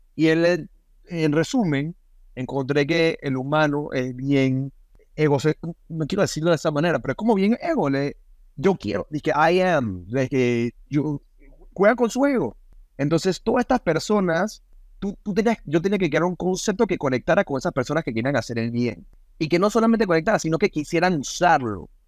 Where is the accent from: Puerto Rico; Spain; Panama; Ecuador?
Panama; moved away; also born or lived in United States; me vine a Panamá, me vine a mi, a, mi tierra